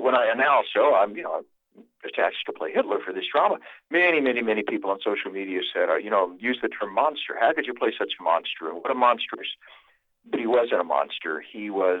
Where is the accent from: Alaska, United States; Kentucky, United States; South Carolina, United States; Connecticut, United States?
South Carolina, United States; I was raised in South Carolina, out in the country among the ruins of old moss-draped plantations